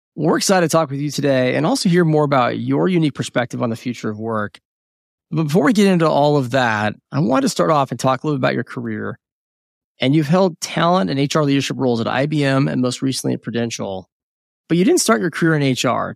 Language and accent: English; United States; first language English; Born in the United States, English is my first language.